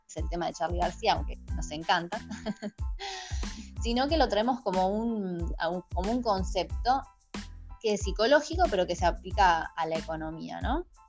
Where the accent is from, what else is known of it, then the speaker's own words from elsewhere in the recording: Argentina; como argentinos